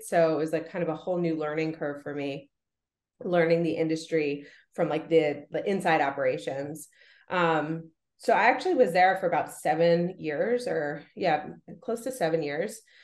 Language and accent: English; Rye, New York, United States; I grew up in in Rye, New York, which is like super super like wealthy community